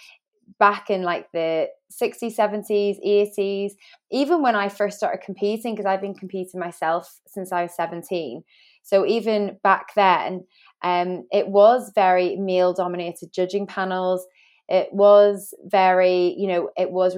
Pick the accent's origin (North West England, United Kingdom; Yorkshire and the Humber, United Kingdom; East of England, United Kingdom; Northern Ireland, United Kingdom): Northern Ireland, United Kingdom; moved away as an adult; now in England, United Kingdom; I grew up in Northern Ireland with two mums